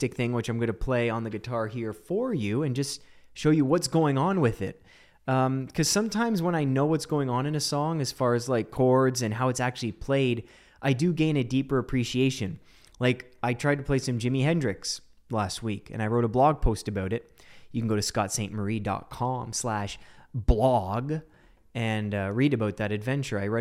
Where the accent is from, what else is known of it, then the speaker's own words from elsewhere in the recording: Canada; I'm Canadian. I'm as Canadian as they come.